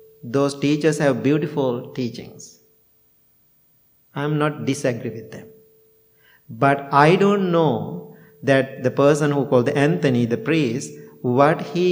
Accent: near Peradeniya, Central Province, Sri Lanka; moved away; University of Peradeniya, you know, in the very close to my hometown.

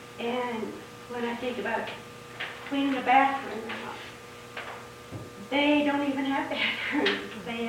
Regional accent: the South, United States; I was actually raised pretty poor down south

